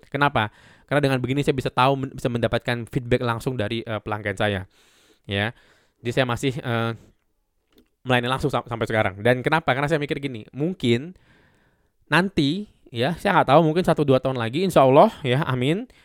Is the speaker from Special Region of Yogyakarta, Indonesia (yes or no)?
no; Medan, North Sumatra, Indonesia; bukan hanya karena saya orang Medan terus ini makanan khas Medan